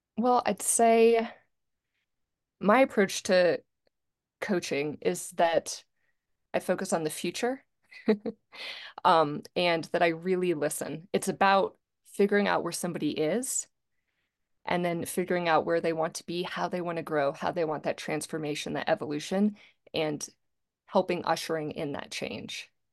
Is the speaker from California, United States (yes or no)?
no; Charlottesville, Virginia, United States; also born or lived in Greensboro; I grew up in Charlottesville, Virginia